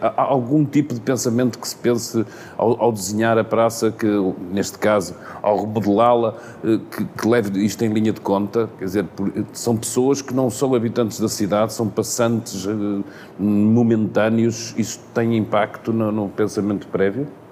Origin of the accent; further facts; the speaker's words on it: Porto, Norte, Portugal; eu sou do Porto e por isso a gente costuma dizer lá no Terreiro do Passo